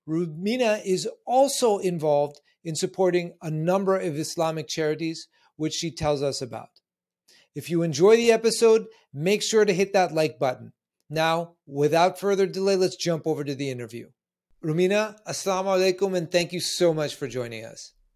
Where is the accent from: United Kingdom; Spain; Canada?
Canada; now in New York, United States; I live in New York, but I'm originally Canadian.